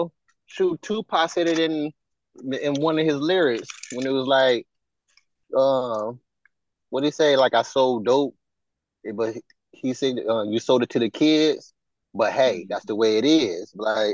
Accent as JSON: {"language": "English", "town": "Detroit", "region": "Michigan", "country": "United States", "tie": "born or raised there", "said": "I grew up on Schoolcraft, if anybody know where that is in Detroit."}